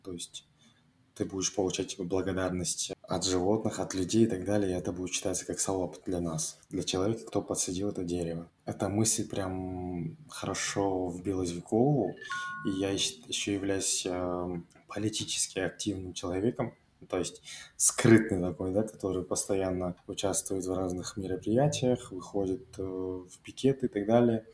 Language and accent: Russian; Almaty, Kazakhstan; я алматинец